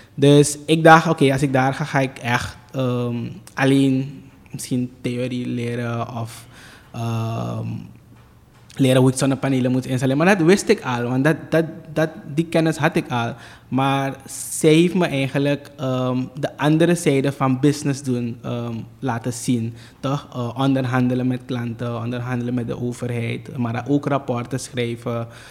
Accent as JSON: {"language": "Dutch", "country": "Suriname", "tie": "born or raised there", "said": "ik heb mijn ehm, tienerjaren doorgebracht op uh, eh, ADEC, hier in Suriname"}